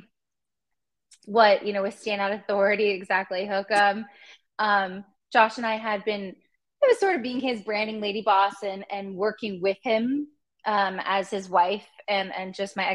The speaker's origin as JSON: {"language": "English", "town": "Los Angeles", "region": "California", "country": "United States", "tie": "born or raised there", "also_born_or_lived": "Madison, Wisconsin", "said": "I grew up in California, in Los Angeles"}